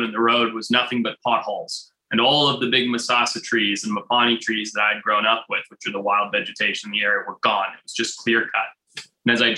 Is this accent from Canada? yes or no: no; Zimbabwe; moved away; I grew up in Zimbabwe, right? On a beautiful farm, 200 acres